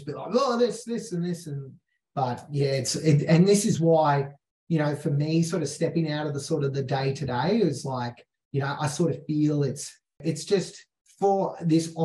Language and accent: English; Mount Isa, Queensland, Australia; I'm the kid from Mount Isa in Australia.